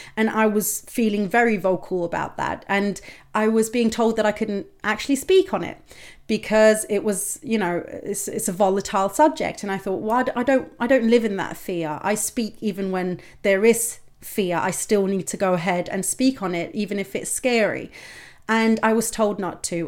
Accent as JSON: {"language": "English", "country": "Denmark", "tie": "born or raised there", "said": "growing up in Denmark"}